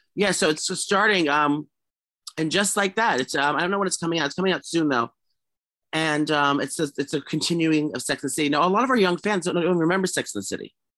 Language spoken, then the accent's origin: English; New York City, New York, United States; Gramercy is New York City, my hometown